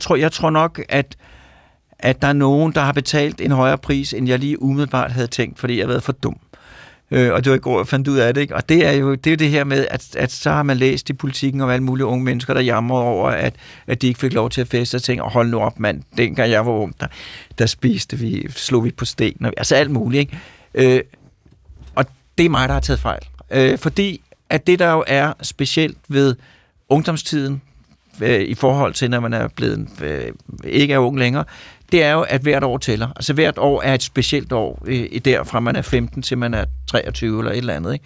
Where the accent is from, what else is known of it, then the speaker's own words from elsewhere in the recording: Copenhagen suburbs, Capital Region of Denmark, Denmark; also born or lived in Mørkhøj / Sorgenfri; jeg kommer fra forstederne. Øh, de københavnske forsteder, først var det Mørkhøj, øh, og så var det Sorgenfri